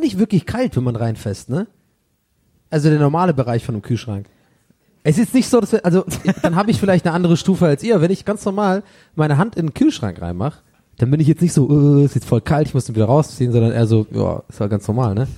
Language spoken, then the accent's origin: German; Swabia, Germany; moved away; bei uns im Schwabenland hat jeder immer so einen schönen Keller